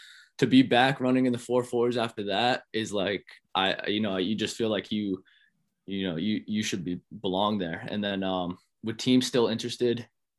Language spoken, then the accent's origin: English; Providence, Rhode Island, United States; coming back to my hometown and running routes with these guys in Providence and setting a culture of competition in this state.